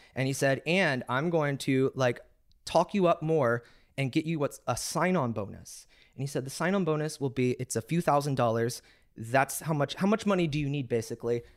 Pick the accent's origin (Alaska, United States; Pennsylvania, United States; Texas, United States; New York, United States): Texas, United States